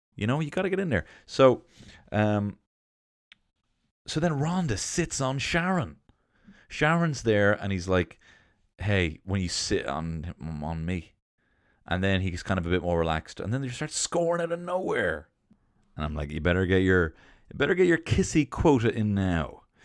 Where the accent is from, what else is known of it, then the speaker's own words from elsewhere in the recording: England, United Kingdom; I'm English